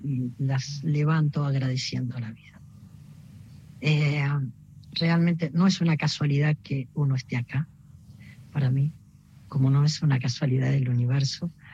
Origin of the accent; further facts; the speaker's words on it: Buenos Aires, Argentina; also born or lived in Mercedes, Buenos Aires Province; yo nací en Mercedes, provincia de Buenos Aires, y, mm, pero, mm, vivía en Flores y, y los fines de semana y los veranos los pasaba en, en, en, en, en mi pueblo